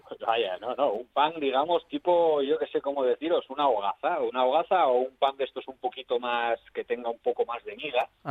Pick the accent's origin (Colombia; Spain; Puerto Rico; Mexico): Spain; Asturias; somos asturianos de Asturias